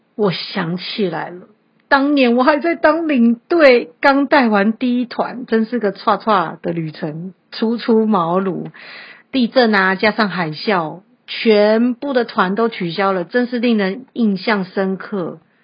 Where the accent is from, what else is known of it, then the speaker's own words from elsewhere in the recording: Taiwan; 我们台湾人